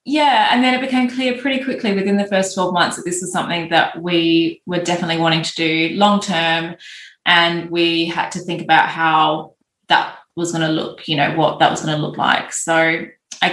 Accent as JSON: {"language": "English", "country": "Australia", "moved": "yes", "said": "I'm Australian"}